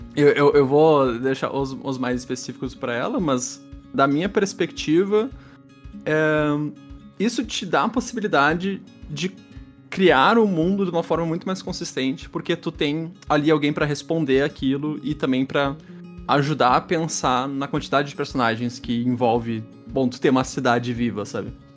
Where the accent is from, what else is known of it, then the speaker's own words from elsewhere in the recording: Porto Alegre, Rio Grande do Sul, Brazil; sou de Porto Alegre